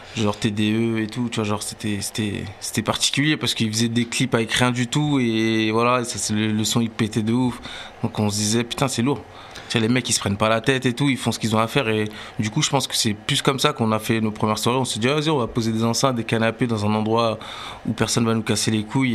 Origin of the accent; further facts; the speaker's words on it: Sevran, Île-de-France, France; on vient de Sevran, c'était en 2011